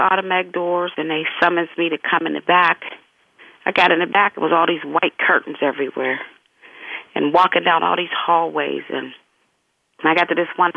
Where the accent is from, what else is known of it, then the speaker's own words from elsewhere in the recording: Pittsburgh, Pennsylvania, United States; I was born and raised in Pittsburgh, Pennsylvania, originally from the Hill District, and also I was raised in Oakland.